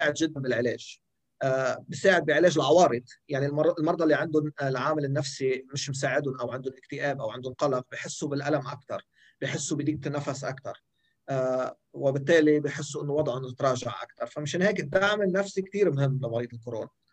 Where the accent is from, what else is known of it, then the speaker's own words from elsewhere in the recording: Lebanon; عندنا بلبنان